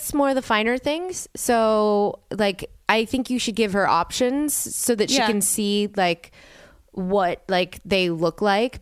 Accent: New Orleans, Louisiana, United States; I'm from New Orleans

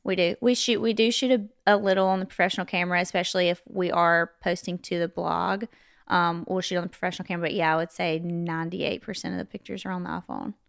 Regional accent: West Monroe, Louisiana, United States; accent: southern; now in Nashville, United States; I was born and raised in West Monroe, Louisiana

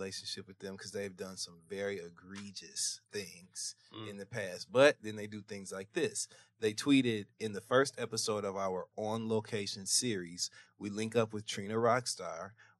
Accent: Flint, Michigan, United States; Flint, Michigan, you know, that's my hometown

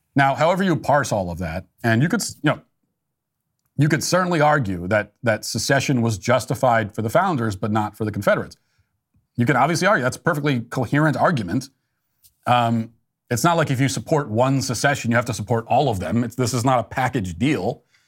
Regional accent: United States; as an American

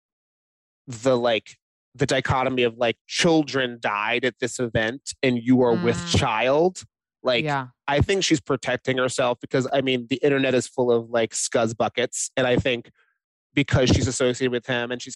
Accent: Dallas, Texas, United States; I was born in Dallas

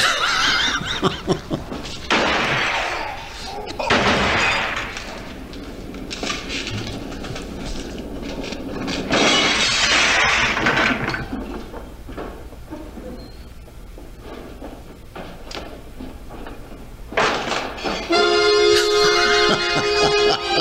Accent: New York, United States; I'm a New Yorker

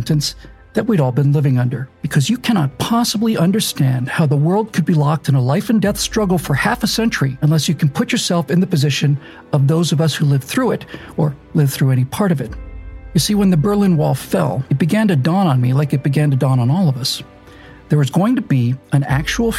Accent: Bermuda; My dad was a hotel manager, and so I grew up in Bermuda.

